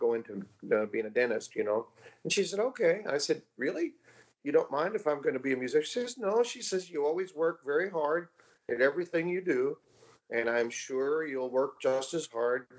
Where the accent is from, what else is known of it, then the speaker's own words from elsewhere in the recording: West Babylon, New York, United States; Long Island, New York, West Babylon, very small town.